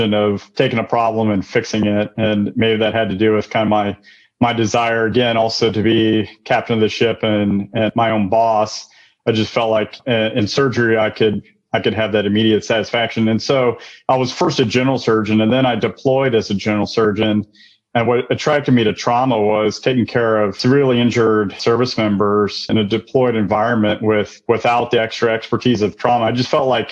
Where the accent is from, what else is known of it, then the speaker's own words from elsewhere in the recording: Missouri, United States; I'm from Missouri